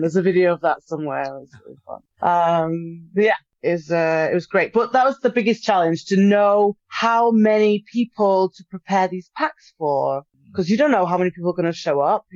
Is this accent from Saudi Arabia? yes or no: no; United Kingdom; as a British person